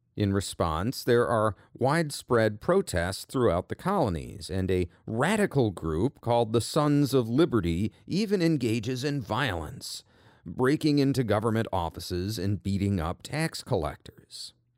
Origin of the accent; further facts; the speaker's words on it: United States; I'm an American